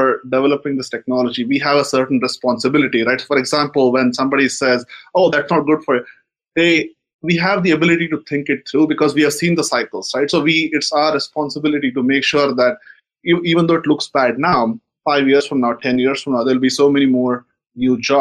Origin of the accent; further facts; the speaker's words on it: India; moved away; I grew up in India in the 90s